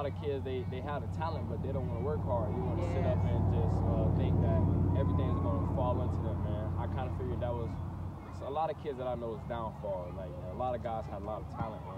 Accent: Wauchula, Florida, United States; also born or lived in Bradenton, Florida; I was born in Bradenton, Florida, but I was raised in Wamama, Florida

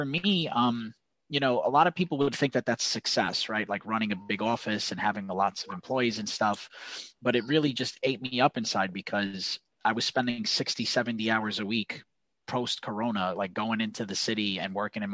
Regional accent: New York, United States; accent: New York; I'm from New York. You can probably tell from my accent

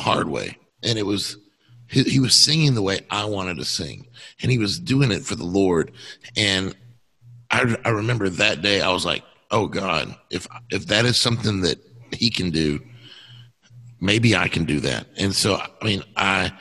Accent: Texas, United States; moved away; I'm from Texas

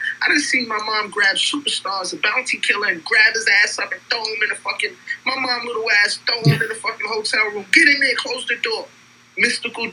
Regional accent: New York City, New York, United States; I'm from Brooklyn. I'm from New York

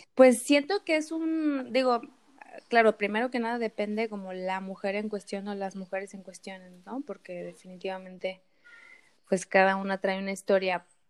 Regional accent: Mexico; como personas, como mujeres, como mexicanas, como artistas

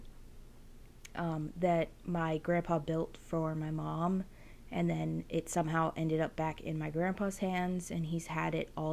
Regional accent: New Jersey, United States; moved away as an adult; I'm originally from New Jersey. I moved here in 2017.

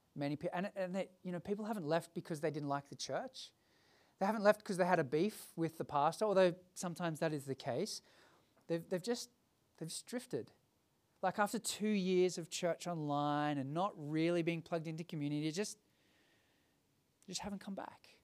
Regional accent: Sydney, New South Wales, Australia; Growing up as a kid, I grew up in the Hills District

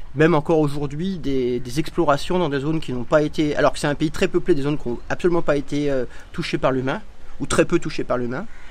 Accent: Ain, Auvergne-Rhône-Alpes, France; moved away as an adult; now in India; j'ai grandi dans l'Ain

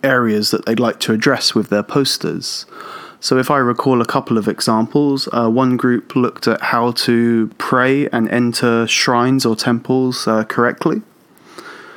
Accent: Portsmouth, South East England, United Kingdom; moved away as an adult; now in Tokyo, Japan; I'm originally from England, south of England, a city called Portsmouth, and I've been living and teaching in Japan for about 11 years now.

